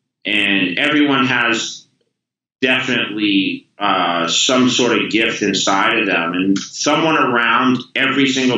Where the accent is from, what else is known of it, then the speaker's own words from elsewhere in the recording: Massachusetts, United States; now in California, United States; You know, I came from Massachusetts to California the same exact way.